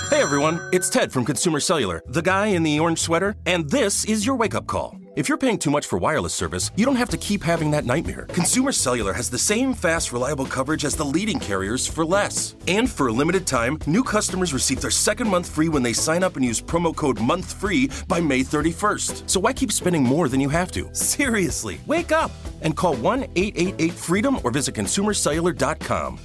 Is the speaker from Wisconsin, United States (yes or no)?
no; New York City, New York, United States; a great city, my hometown, place I grew up